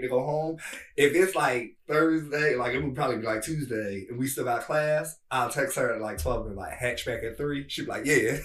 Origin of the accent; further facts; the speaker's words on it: Bridgeton, New Jersey, United States; moved away as an adult; also born or lived in New York; now in Washington, D.C., United States; I'm born and raised in New Jersey